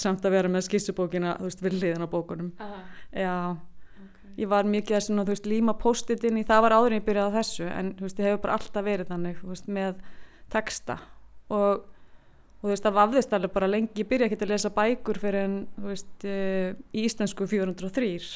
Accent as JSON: {"language": "Icelandic", "country": "Iceland", "tie": "born or raised there", "said": "ég er frá Jæðri"}